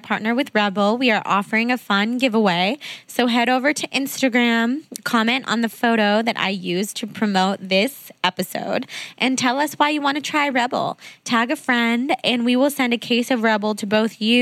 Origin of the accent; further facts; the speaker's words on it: Northern California, United States; moved away as an adult; also born or lived in New York; now in Southern California, United States; we're both from NorCal